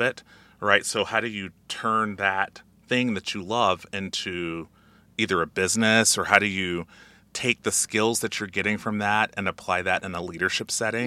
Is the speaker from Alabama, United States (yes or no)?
yes; Alabama, United States; moved away; I'm originally from Alabama